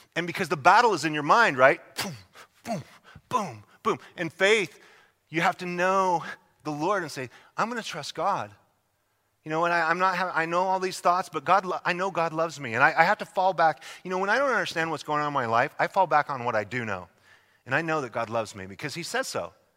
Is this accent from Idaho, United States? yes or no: yes; Idaho, United States; moved away; I'm from Idaho